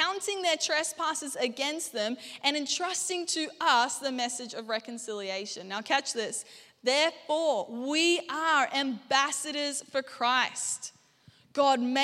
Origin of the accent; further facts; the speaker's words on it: Gold Coast, Queensland, Australia; also born or lived in Anderson, South Carolina; now in Brisbane, Australia; I rocked up, this chick from the Gold Coast, and I'm like, hey, how you guys doing? And they're like, this was their response every time to my accent